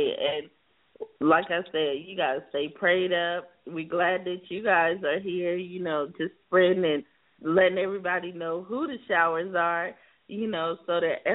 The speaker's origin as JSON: {"language": "English", "region": "South Carolina", "country": "United States", "moved": "yes", "lives_now": "Los Angeles, United States", "said": "I'm from South Carolina originally."}